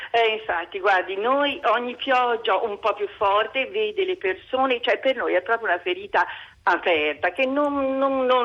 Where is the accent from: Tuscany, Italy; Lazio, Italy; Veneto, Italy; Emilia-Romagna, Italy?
Tuscany, Italy; Florence; io sono fiorentina, cioè vivo a Firenze